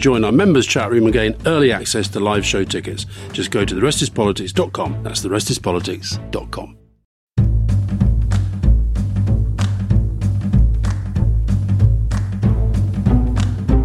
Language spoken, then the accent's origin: English; Keighley, Yorkshire and the Humber, United Kingdom; I was born in Keighley in Yorkshire, and I had to walk to get to school through this area